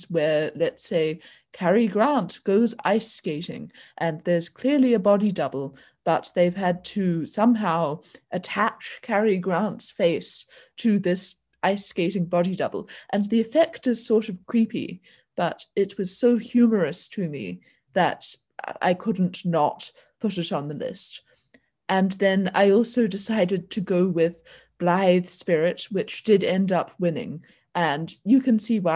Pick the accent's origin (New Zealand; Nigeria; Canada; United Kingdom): New Zealand; New Zealand, my home country